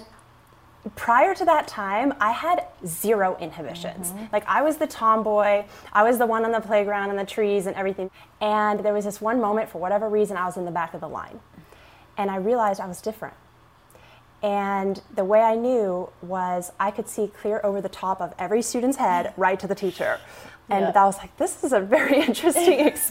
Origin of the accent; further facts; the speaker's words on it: Arkansas, United States; growing up in Arkansas on a farm with 100 chickens